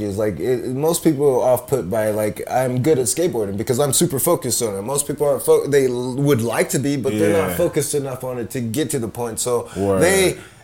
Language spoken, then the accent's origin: English; Compton, California, United States; I grew up in Compton